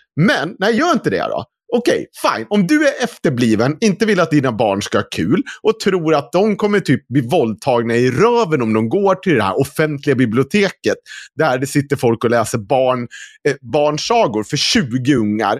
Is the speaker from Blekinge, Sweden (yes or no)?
no; Dalarna County, Sweden; accent: Dalarna dialect (dalmål); jag är född i Dalarna